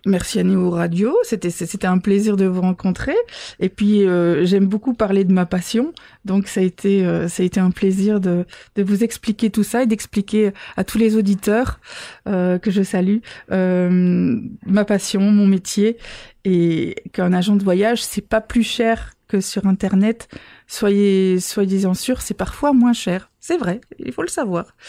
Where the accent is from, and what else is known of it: Belgium